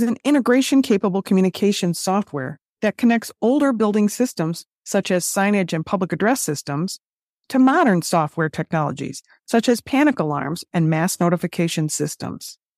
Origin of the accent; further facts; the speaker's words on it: United States; that stubborn Americanism that we all hold here